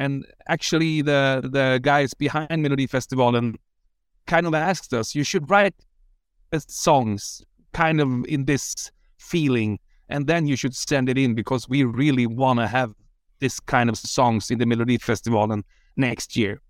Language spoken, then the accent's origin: English; Sweden